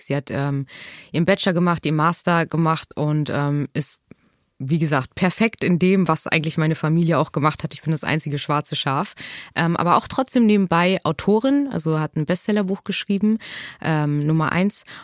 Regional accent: Hamburg, Germany; born or raised there

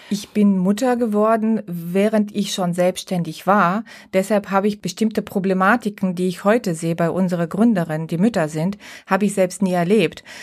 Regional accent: Bulgaria; now in Düsseldorf, Germany; Ich äh, bin ursprünglich Bulgarin, lebe seit 30 Jahren in Deutschland und bin mit meiner Familie in Düsseldorf angesiedelt

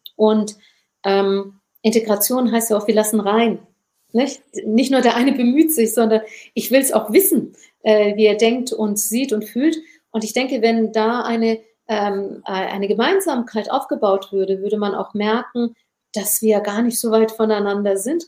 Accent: Germany; Meine Mutter hat stumm Kinder geboren hier in Deutschland

